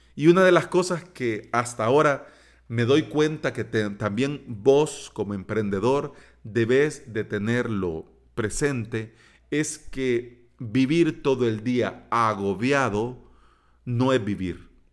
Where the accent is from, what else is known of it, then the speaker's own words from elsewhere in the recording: El Salvador; aquí en mi país